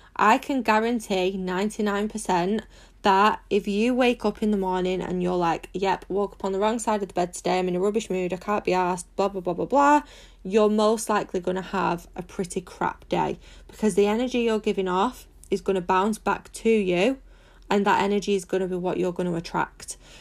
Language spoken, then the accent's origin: English; Manchester, North West England, United Kingdom; I'm 24 from Manchester in the UK.